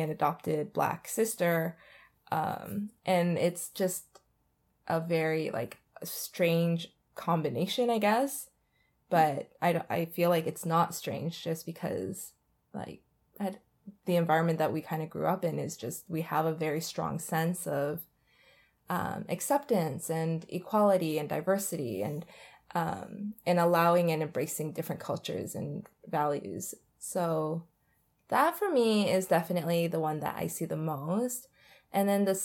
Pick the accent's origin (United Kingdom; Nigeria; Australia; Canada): Canada; being Asian, it's a very different environment, I feel like, growing up in Canada than anywhere else